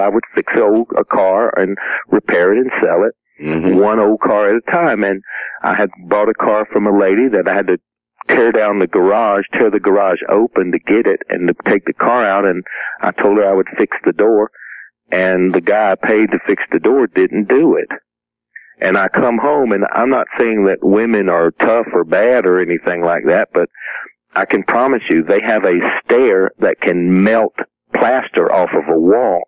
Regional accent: South Carolina, United States; I grew up in South Carolina

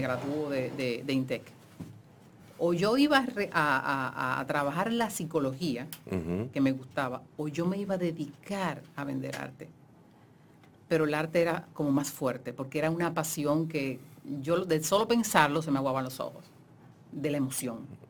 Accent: Santo Domingo, Dominican Republic; nosotros vivíamos en la zona colonial

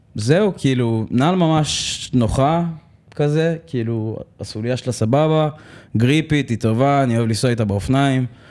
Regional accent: Holon, Tel Aviv District, Israel; אני מחולון במקור. גדלתי באזור קריית שרת

